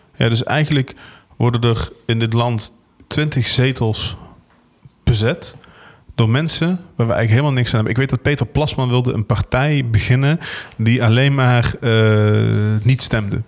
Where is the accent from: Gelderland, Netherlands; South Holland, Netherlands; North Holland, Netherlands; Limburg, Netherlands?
Limburg, Netherlands; Venlo; We komen alle twee uit Venlo